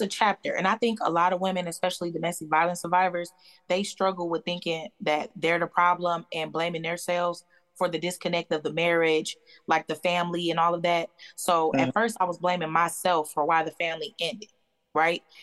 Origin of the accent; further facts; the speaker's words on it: Detroit, Michigan, United States; moved away as an adult; I'm originally from Michigan, from Detroit.